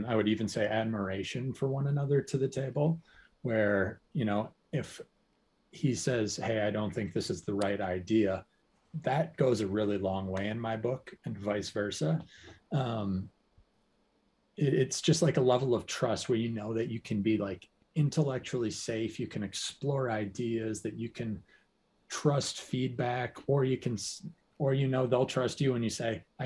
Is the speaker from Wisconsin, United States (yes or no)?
yes; Hudson, Wisconsin, United States; I'm originally from Hudson, Wisconsin